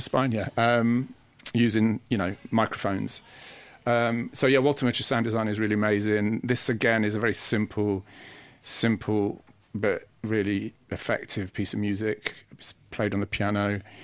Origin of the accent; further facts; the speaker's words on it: Sheffield, Yorkshire and the Humber, United Kingdom; moved away as an adult; also born or lived in Manchester; I come from Sheffield, so, you know, there was a culture of electronic music from being very young